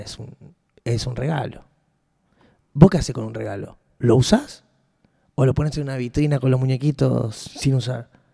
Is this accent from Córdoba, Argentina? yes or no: no; Rosario, Santa Fe, Argentina; como Rosarino